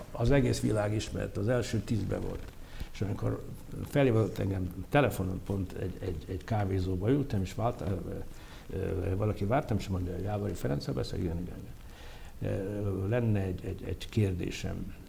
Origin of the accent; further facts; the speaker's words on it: Mukachevo, Zakarpattia Oblast, Ukraine; moved away as an adult; now in Hungary; Én voltam az első zsidó gyerek munkácson